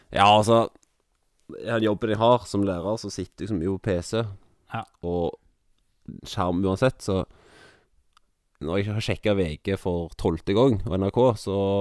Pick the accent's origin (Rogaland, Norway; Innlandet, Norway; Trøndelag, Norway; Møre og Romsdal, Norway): Rogaland, Norway; Jørpeland; moved away as an adult; now in Kviteseid, Norway; Jeg er fra Rogaland, jeg er fra Jørpeland